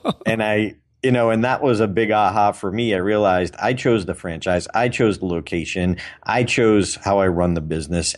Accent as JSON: {"language": "English", "town": "Auburn", "region": "Massachusetts", "country": "United States", "tie": "born or raised there", "said": "in my hometown"}